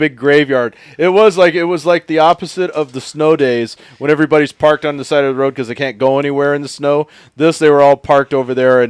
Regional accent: Texas, United States; now in Pacific Northwest, United States; growing up in Texas

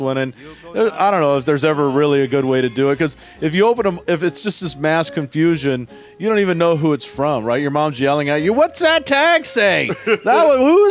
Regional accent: Houston, Texas, United States; now in Pacific Northwest, United States; Growing up in Houston

